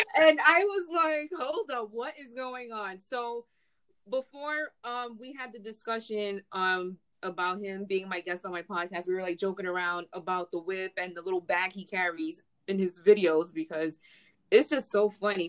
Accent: New York City, New York, United States; We're from the same city.

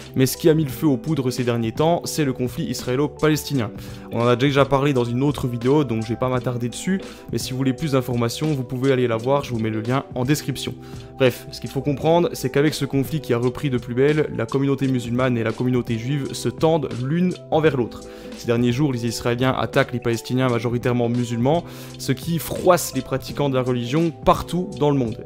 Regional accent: Bourgogne-Franche-Comté, France; je vous parle de Besançon parce que c'est chez nous en Franche-Comté

